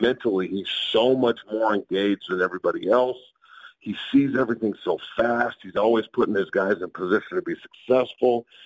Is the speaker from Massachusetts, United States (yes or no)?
no; Colorado, United States; I'm from Colorado